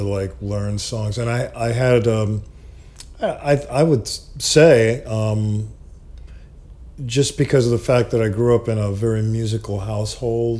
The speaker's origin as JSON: {"language": "English", "area": "Long Island", "region": "New York", "country": "United States", "tie": "born or raised there", "said": "I grew up in New York, yeah. Actually, Long Island."}